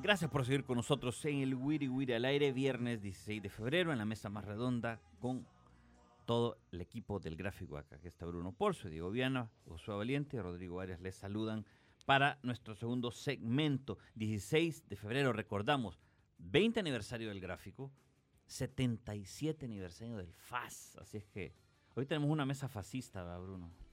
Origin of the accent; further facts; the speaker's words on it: Nueva Esparta, La Unión, El Salvador; also born or lived in Santa Rosa de Lima; soy de Nueva Esparta, soy de Nueva Esparta. La Unión y del Islique y de Santa Rosa Lima, que ahí también hay familia